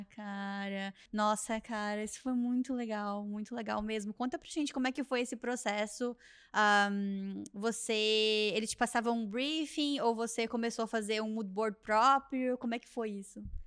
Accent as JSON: {"language": "Portuguese", "region": "southern Brazil", "country": "Brazil", "moved": "yes", "said": "eu sou lá do sul do Brasil"}